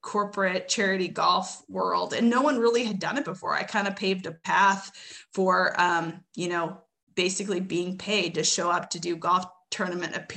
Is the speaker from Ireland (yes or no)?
no; Edmonton, Alberta, Canada; moved away as an adult; also born or lived in Westlock, Alberta / Arkansas; I'm originally from Edmonton, Alberta. I came down to college in 2002 or three